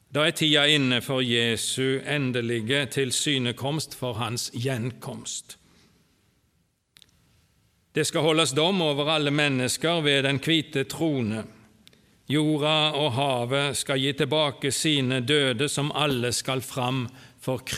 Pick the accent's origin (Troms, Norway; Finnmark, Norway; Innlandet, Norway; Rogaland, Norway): Rogaland, Norway; Åkrehamn; born there; Jeg er født på Karmøy, Åkrahamn. Der bodde òg farfar og farmor og min fars slekt fram til jeg var godt voksen.